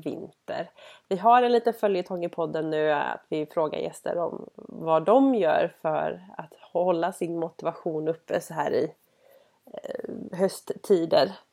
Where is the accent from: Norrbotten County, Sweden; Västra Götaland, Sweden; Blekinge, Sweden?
Västra Götaland, Sweden; Gothenburg; både du och jag är från Göteborg